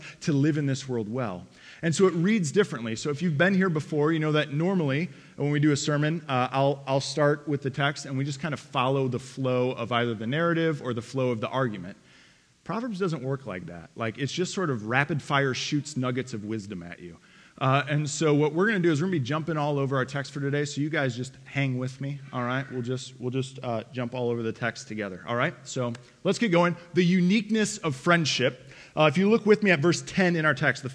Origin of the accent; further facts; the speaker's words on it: Detroit, Michigan, United States; moved away as an adult; also born or lived in Lakeway, Texas; I'm from Detroit